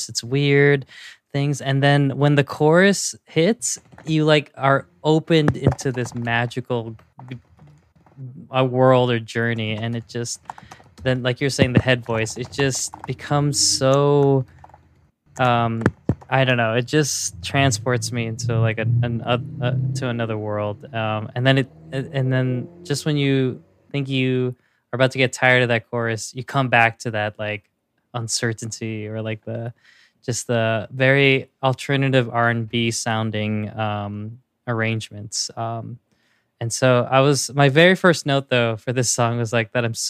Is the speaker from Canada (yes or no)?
no; Philippines; as a Filipino